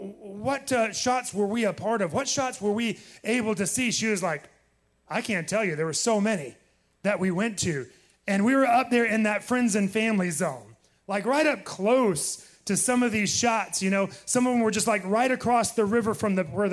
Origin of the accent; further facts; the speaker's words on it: Titusville, Florida, United States; I was born on the Space Coast. Born in Titusville, Florida. And so, yes, I am a Floridian through and through.